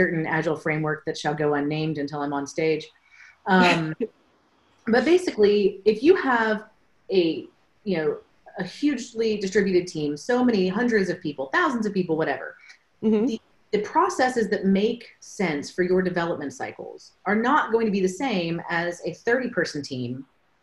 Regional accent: United States; I'm from the States

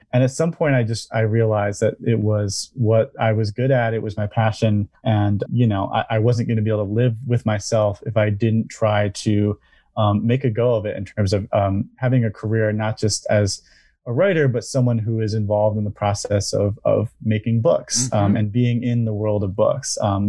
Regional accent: Eastpointe, Michigan, United States; So I am a Michigander. I was born and raised in East Point and went to school right here in Michigan at Saginaw Valley.

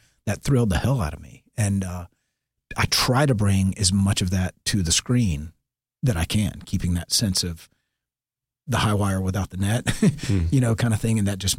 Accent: Marietta, Georgia, United States; I'm this redneck from Marietta that, you know, to me, acting was film and TV.

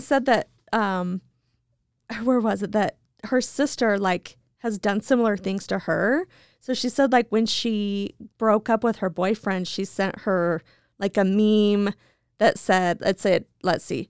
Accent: Idaho, United States; I'm from Idaho

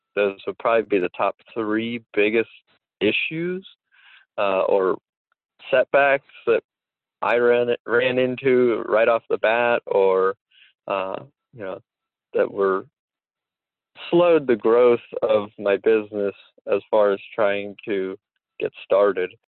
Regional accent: Dauphin County, Pennsylvania, United States; I am from Dauphin County

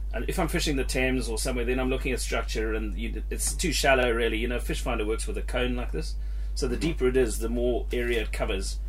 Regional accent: Zimbabwe; now in United Kingdom; I grew up in Zimbabwe fishing little lakes and big lakes, Lake Kariba

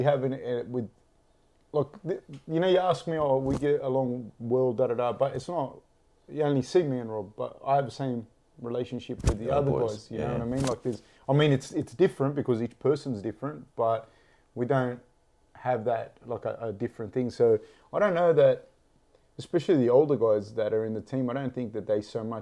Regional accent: Sydney, New South Wales, Australia; I'm from Sydney

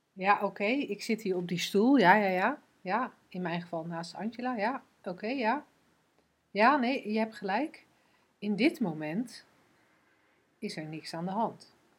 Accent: Netherlands; wij als Nederlanders

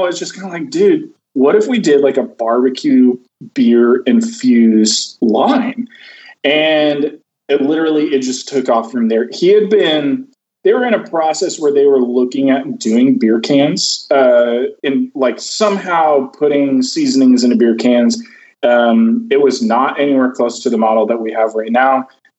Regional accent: the South, United States; Growing up in the South, I did a lot of traveling with barbecue.

